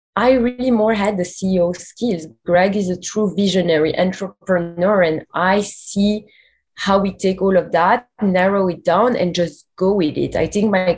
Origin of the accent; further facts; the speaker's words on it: Belgium; moved away as an adult; also born or lived in New York; we're both from Belgium originally